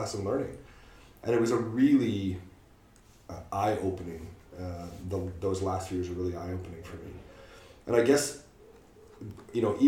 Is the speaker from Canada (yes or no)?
yes; Canada; moved away as an adult; now in United Kingdom; I am Canadian.